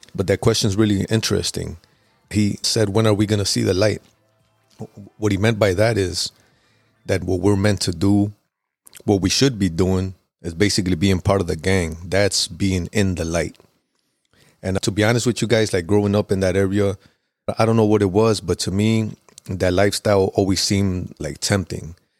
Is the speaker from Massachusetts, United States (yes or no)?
no; Chicago, Illinois, United States; I grew up in Pilsen, which is kinda like southwest area of Chicago